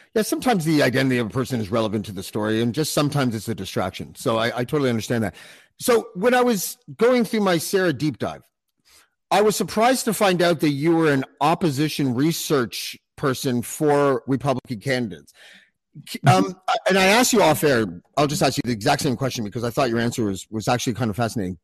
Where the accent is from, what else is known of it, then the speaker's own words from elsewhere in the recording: Canada; I'm from Canada